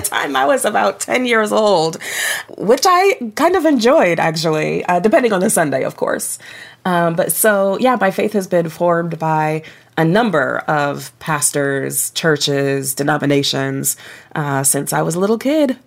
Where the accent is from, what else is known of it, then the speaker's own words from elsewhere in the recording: Toledo, Ohio, United States; I grew up in Toledo, Ohio